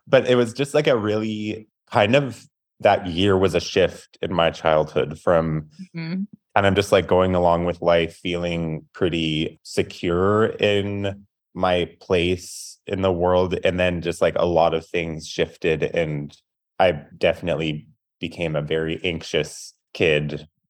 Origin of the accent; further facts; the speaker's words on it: Tacoma, Washington, United States; So I live in Tacoma, Washington. I grew up in Tacoma, left for school for a few years, then came back.